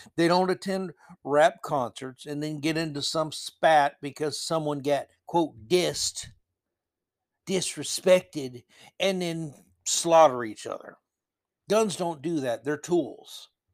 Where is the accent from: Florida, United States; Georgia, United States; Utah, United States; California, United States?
Florida, United States; moved away; growing up in Florida